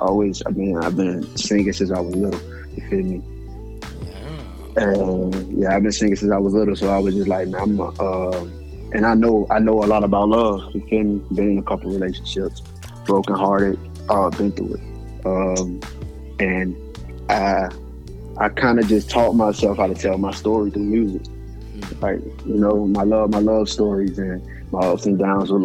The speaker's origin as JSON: {"language": "English", "region": "Alabama", "country": "United States", "said": "I'm originally from Alabama"}